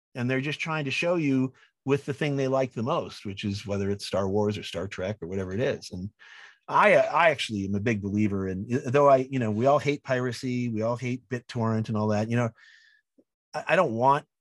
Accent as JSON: {"language": "English", "town": "Wadsworth", "region": "Illinois", "country": "United States", "tie": "born or raised there", "said": "I grew up in Wadsworth"}